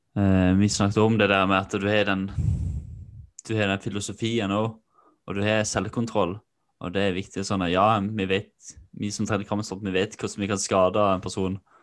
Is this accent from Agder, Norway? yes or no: yes; Kvinesdal, Agder, Norway; Det var mye pøbleri da jeg vokste opp da, i Kvinesdal.